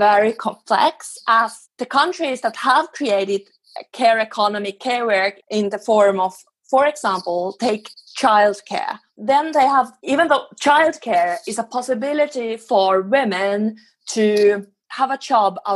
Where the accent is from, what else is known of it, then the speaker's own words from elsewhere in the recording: Finland; now in Sweden; I live in Sweden, but I come from Finland